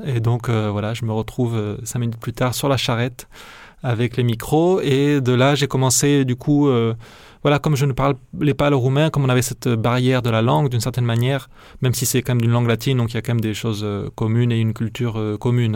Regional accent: Narbonne, Occitania, France; moved away; où j'ai grandi, donc qui est à Narbonne

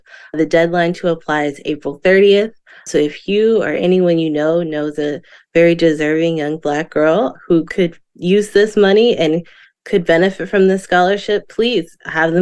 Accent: Florida, United States; growing up in Florida

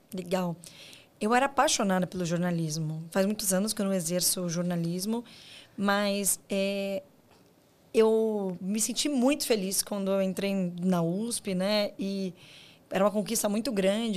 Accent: Guarulhos, São Paulo, Brazil; eu sou de Guarulhos, que para quem não é do estado de São Paulo, né? Guarulhos está na grande São Paulo

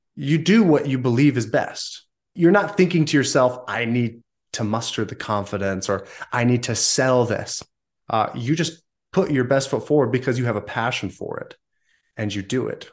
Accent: Southern California, United States; also born or lived in northern Utah; now in Utah, United States; I grew up in Southern California prior to that for many years

